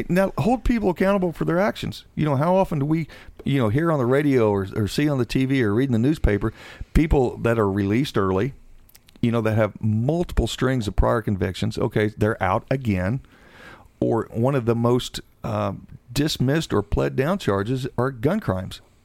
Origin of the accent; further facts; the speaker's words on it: Seymour, Indiana, United States; born and raised in Seymour, Indiana